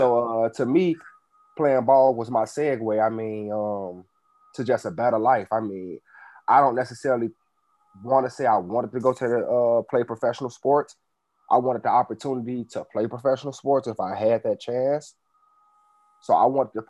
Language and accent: English; Chicago, Illinois, United States; Grew up on the south side of Chicago, Woodlawn